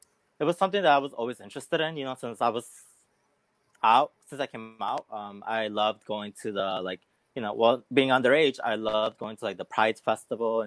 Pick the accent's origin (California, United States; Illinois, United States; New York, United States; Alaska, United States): Illinois, United States; Chicago; I was born and raised here in Chicago. So I am a Chicagoan